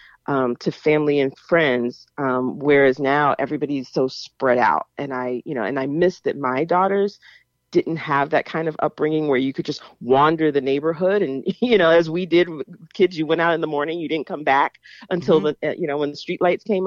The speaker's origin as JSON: {"language": "English", "town": "Jacksonville", "region": "Florida", "country": "United States", "tie": "born or raised there", "moved": "as an adult", "lives_now": "Pittsburgh, United States", "said": "growing up in Jacksonville"}